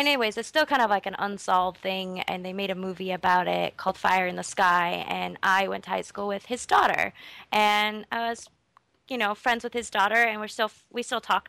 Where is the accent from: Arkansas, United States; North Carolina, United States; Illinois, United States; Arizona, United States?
Arizona, United States; Snowflake; moved away; I'm from Snowflake, Arizona.